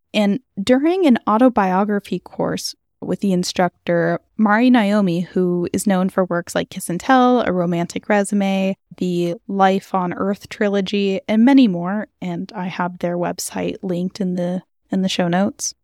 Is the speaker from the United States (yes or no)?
yes; California, United States; my home state of California